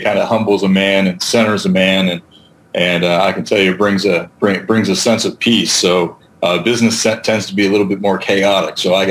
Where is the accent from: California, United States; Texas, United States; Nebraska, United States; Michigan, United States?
California, United States; I grew up in California, so I was I was a big surfer for a long time